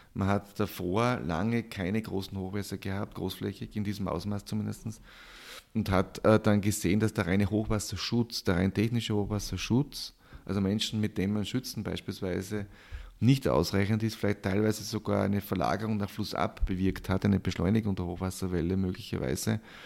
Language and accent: German; Styria, Austria; moved away; Ich komme ursprünglich aus der Steiermark, aus einem kleinen Ort, aus einer landwirtschaftlichen Familie